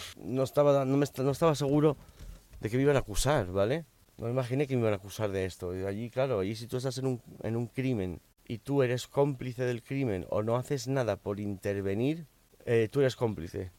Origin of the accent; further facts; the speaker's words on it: Miami, Florida, United States; also born or lived in Spain; Yo nací en España, pero con cuatro años mis padres inmigraron a Estados Unidos. Me crié en Miami